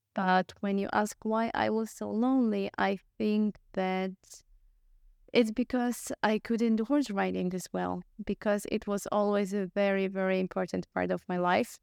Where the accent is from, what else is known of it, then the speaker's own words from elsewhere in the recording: Poland; moved away as an adult; also born or lived in Vienna, Austria; I come from Poland, I moved to Austria, or my studies